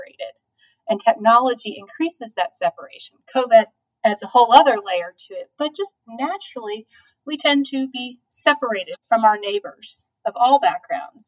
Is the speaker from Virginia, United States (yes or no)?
yes; Charlottesville, Virginia, United States; also born or lived in Roanoke / Washington, D.C.; I grew up here in Charlottesville. I'm a product of Albemarle County Public Schools